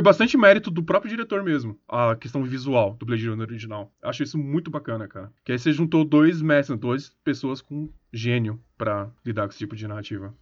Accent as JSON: {"language": "Portuguese", "country": "Brazil", "said": "a gente é brasileiro"}